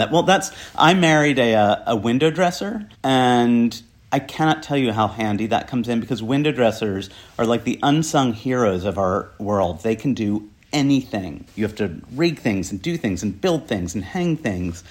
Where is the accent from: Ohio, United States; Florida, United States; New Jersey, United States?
New Jersey, United States; now in New York, United States; I was brought up in a crappy farm town in New Jersey.